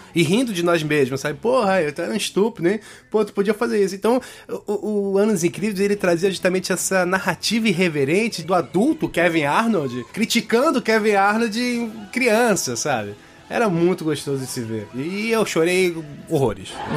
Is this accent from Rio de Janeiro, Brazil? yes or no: no; São Paulo, Brazil; Eu sou paulista